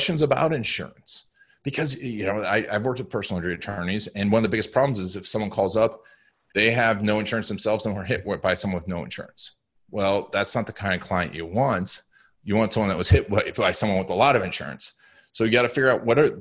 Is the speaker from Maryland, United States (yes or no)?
no; Orlando, Florida, United States; growing up in Orlando